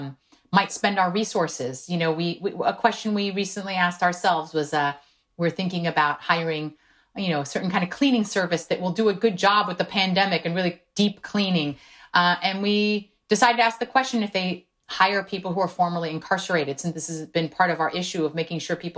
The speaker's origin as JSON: {"language": "English", "country": "South Korea", "tie": "born or raised there", "first_language": "Korean", "second_language": "English", "moved": "yes", "lives_now": "United States", "said": "I was born in South Korea. Korean was my first language"}